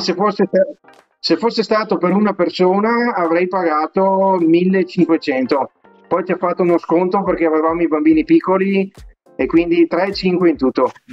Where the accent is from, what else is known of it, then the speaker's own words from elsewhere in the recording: Vicenza, Veneto, Italy; accent: Venetian; now in Naples, United States; io sono vicentino, vicentino puro sangue e veneto anche